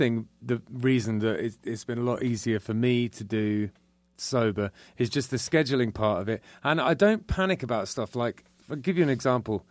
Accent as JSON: {"language": "English", "region": "England", "country": "United Kingdom", "tie": "born or raised there", "moved": "yes", "said": "I was born in England and I play Irish music"}